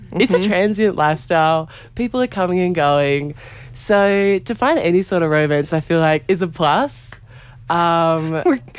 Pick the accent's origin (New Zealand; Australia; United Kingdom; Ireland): Australia; moved away as an adult; now in Telluride, United States; I'm actually from Australia, so kind of a little bit far away, but I uh, moved to Telluride at the start of November pretty much